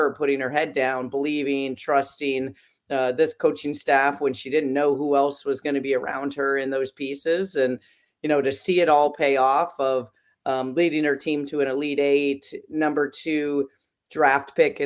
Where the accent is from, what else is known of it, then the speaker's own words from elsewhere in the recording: Iowa, United States; moved away as an adult; now in Maryland, United States; I grew up in Iowa, and I even played up through eighth grade, the 6-on-6